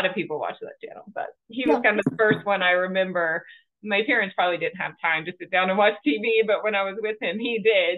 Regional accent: Georgia, United States; but I'm from Georgia.

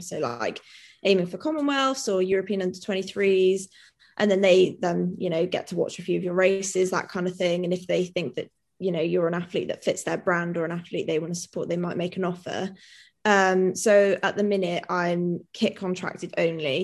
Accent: Wales, United Kingdom; also born or lived in Newtown; now in Cardiff, United Kingdom; I am Welsh and very like patriotic and proud to be Welsh

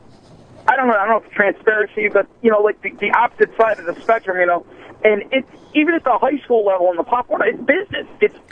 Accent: New England, United States; Now, again, I'm from New England, you know, and I didn't really understand the big-time football thing until I went down to Central Florida.

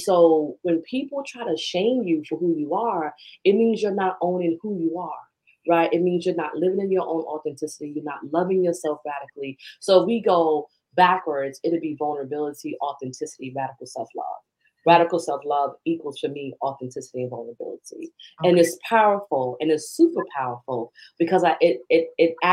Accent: New York City, New York, United States; accent: Bronx; moved away; growing up in New York

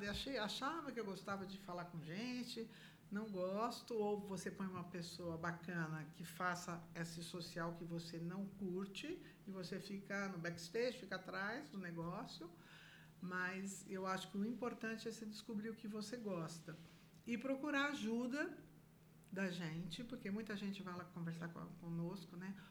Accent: São Paulo, Brazil; Eu vim de São Paulo nunca tinha trabalhado na minha vida

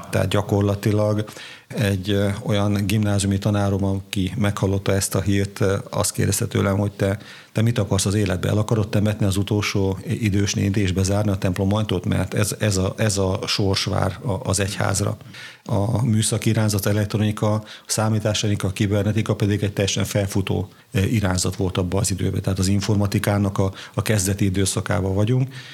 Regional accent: Kisgéres, Košice Region, Slovakia; also born or lived in Királyhelmec; Bodrog közé születésű vagyok, Kisgéresben nőttem föl

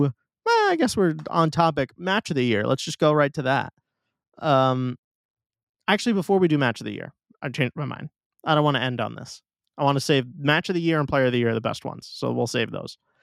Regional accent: New York City, New York, United States; my hometown tournament

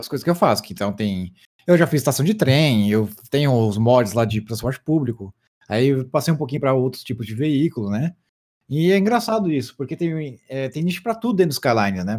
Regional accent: Brazil; eu sou brasileiro

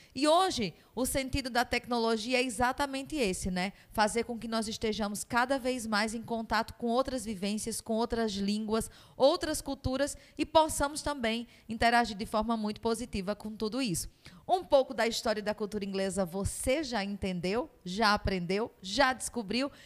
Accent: Northeast Region, Brazil; Enquanto nordestinos

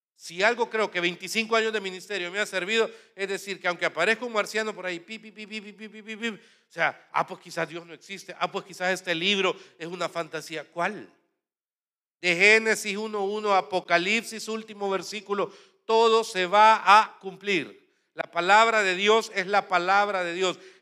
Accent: El Salvador

